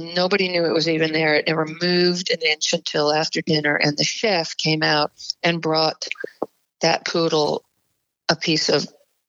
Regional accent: Montreal, Quebec, Canada; moved away; also born or lived in Stuttgart, Germany / Connecticut; I was born in Stuttgart, Germany, and I moved to Canada when I was about 3 and a half, and I lived in Montreal.

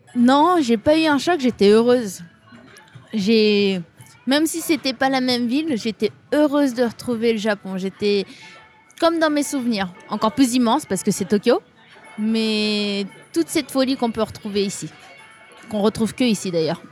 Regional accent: France; moved away as an adult; now in Japan; J'ai vécu toute ma vie en France. Je suis née en France

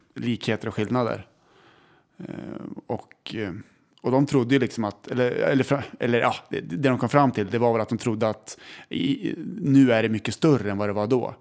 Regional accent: Västerås, Västmanland, Sweden; vi är från Västerås

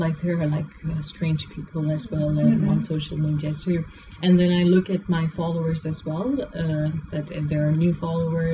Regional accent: Pakistan; moved away as an adult; also born or lived in South Korea; now in Dubai, United Arab Emirates; I'm originally from Pakistan, and when I was 20 years old, I moved to South Korea for about 9 years

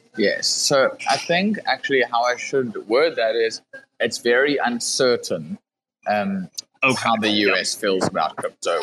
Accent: South Africa; I come from South Africa

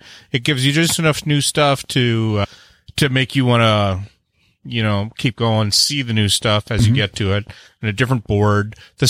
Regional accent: Canada; And I'm the Canadian.

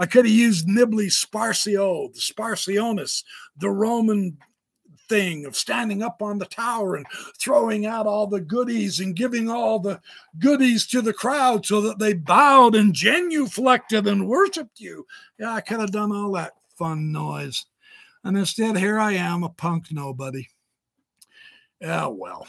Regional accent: Idaho, United States; I'm from Idaho

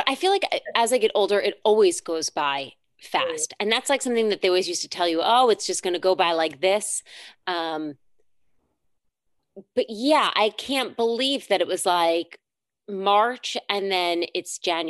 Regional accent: New York, United States; I love you, New York. You are my hometown

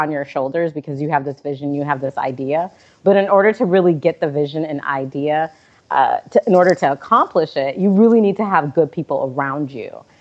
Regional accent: Syracuse, New York, United States; also born or lived in Mali; now in Washington, D.C., United States; I grew up in upstate New York

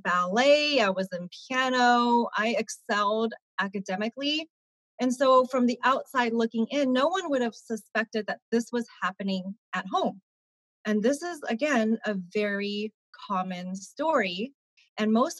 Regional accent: Sacramento, California, United States; Born and raised in Sacramento, California.

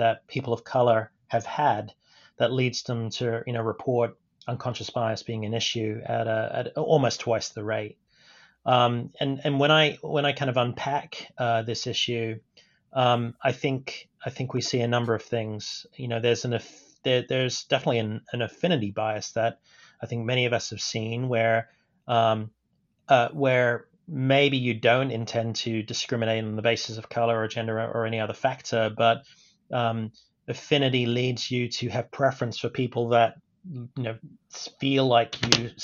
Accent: United Kingdom; moved away as an adult; also born or lived in Stanford, United States; now in United States; I'm of Indian descent, grew up in the UK

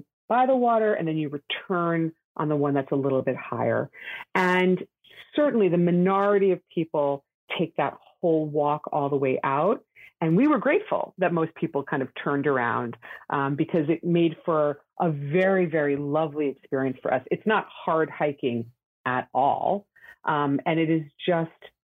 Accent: downstate New York, United States; I'm a downstate New Yorker

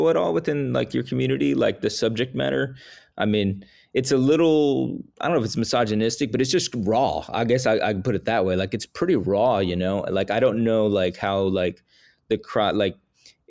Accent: Texas, United States; I grew up in Texas

